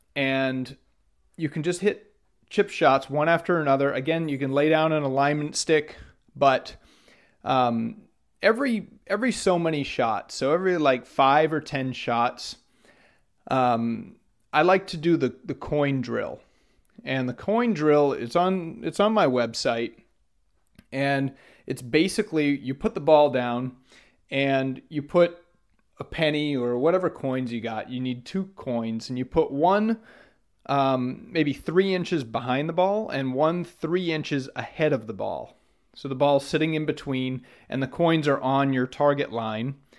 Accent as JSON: {"language": "English", "region": "Maine", "country": "United States", "tie": "born or raised there", "said": "when I grew up in Maine."}